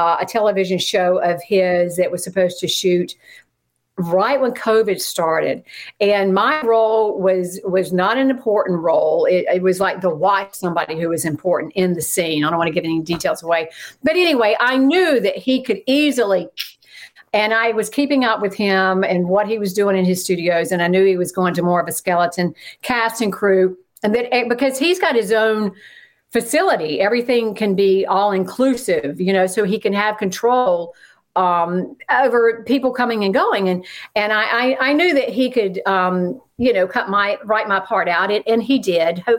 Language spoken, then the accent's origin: English; outside Charlotte, North Carolina, United States; moved away; also born or lived in Atlanta / Los Angeles / New York City / New Orleans; I grew up in right outside of Charlotte, North Carolina.